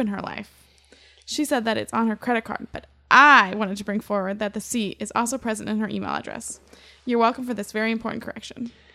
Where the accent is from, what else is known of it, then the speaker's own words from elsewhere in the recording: Ohio, United States; when you're from Ohio